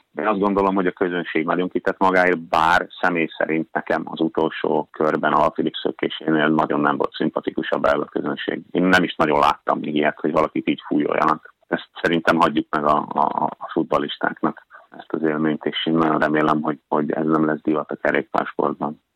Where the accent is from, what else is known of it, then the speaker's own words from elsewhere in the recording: Hungary; now in Norway; magyar vagyok